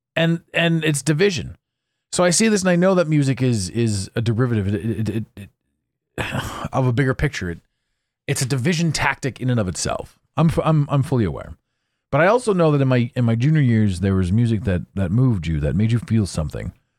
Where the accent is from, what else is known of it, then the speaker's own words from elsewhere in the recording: Ottawa, Ontario, Canada; moved away; I grew up in Ottawa